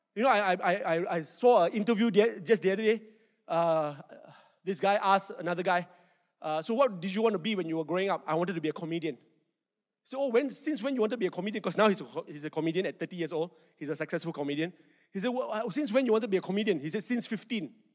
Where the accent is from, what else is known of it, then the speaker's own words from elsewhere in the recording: Malaysia; I'm not Australian. Malaysian